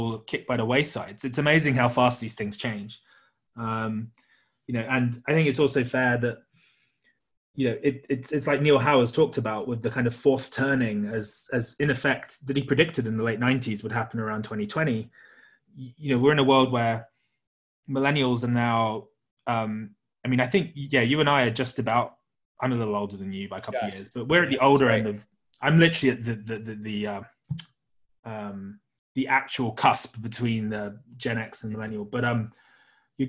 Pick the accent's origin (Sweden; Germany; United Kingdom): United Kingdom; being British